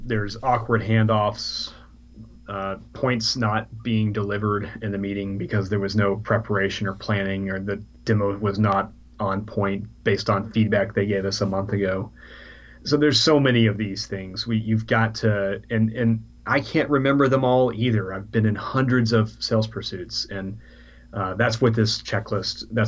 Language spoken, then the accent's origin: English; Texas, United States; moved away as an adult; now in London, United Kingdom; We're from Texas originally.